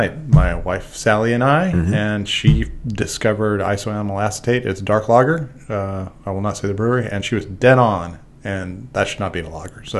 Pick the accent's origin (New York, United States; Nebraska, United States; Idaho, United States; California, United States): Idaho, United States; I grew up in Idaho